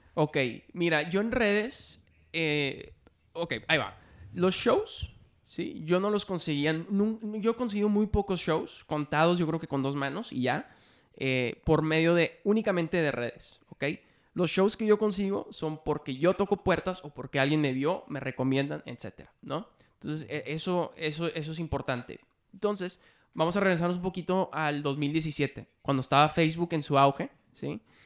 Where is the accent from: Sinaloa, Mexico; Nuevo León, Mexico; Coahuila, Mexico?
Nuevo León, Mexico; Monterrey; moved away as an adult; also born or lived in Mexico City; yo soy de Monterrey, ¿no? Estaba viviendo en Monterrey